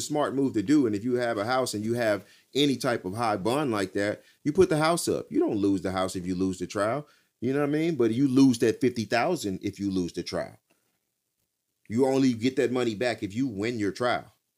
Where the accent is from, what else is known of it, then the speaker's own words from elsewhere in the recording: Texas, United States; I'm from Texas.